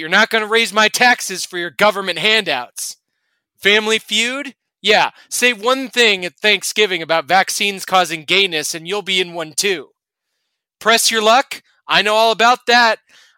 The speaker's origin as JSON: {"language": "English", "town": "Kansas City", "region": "Missouri", "country": "United States", "said": "I'm from Kansas City"}